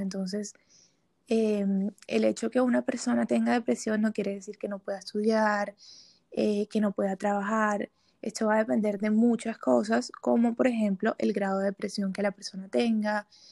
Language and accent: Spanish; Barranquilla, Atlántico, Colombia; moved away as an adult; now in Bogotá, Colombia; soy de Barranquilla